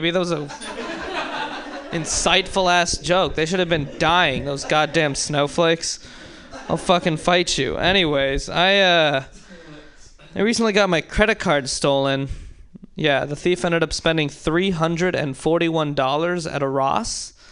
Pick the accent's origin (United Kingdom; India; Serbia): India; no, but when people do find out I'm Indian, they're often like, oh, you're Indian?